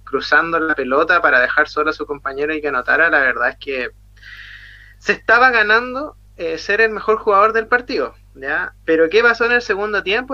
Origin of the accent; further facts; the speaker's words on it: Chile; como buen chileno